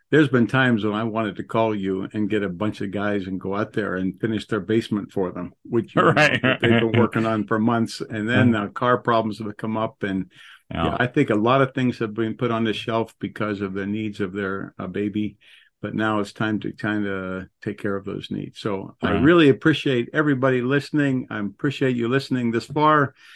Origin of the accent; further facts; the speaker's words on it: Pennsylvania, United States; I grew up in Western Pennsylvania. I never thought of Lake Erie as being Erie.